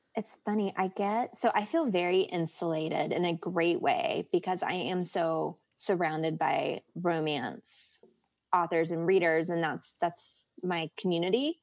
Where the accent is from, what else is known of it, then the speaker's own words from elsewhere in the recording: the South, United States; growing up in the South